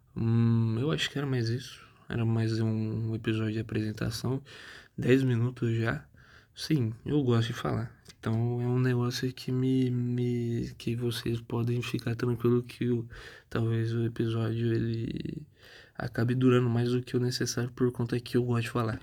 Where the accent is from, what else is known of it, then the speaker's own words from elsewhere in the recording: Tupã, São Paulo, Brazil; also born or lived in São José do Rio Preto; Eu, eu sou nascido em São José do Rio Preto, Hoje é um, uma coisa diferente, né? Porque hoje eu moro em Tupã, uma cidade